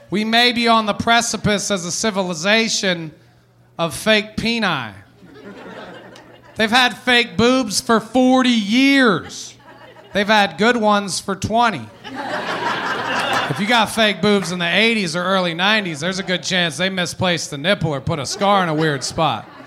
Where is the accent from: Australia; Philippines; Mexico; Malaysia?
Philippines; because their mother is Jewish and I am Filipino.